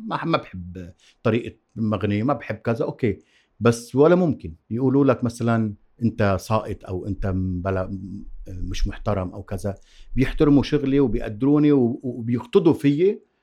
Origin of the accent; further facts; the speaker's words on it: Zahle, Beqaa, Lebanon; أنا من زحلي وعندي الطموح والعنفوان الزحليوي